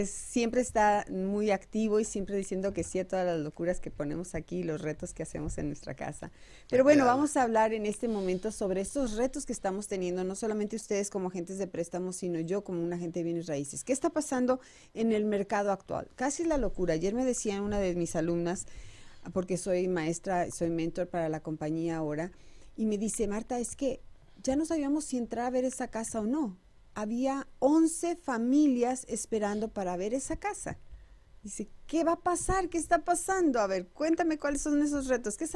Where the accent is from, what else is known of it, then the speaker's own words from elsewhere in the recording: Mexico; now in United States; información oportuna para todos los que somos nuevos aquí en Estados Unidos. Sí, también porque eso también eh, venimos de México con esa inquietud de llegar y comprar casa